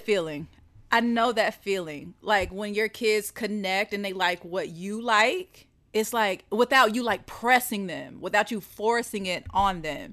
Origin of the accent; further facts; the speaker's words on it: the South, United States; I'm from the South